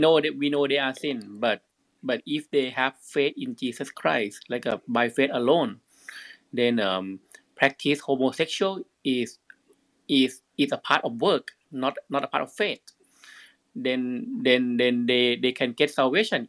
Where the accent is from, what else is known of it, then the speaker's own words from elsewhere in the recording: Thailand; now in Florida, United States; I'm a Thai people.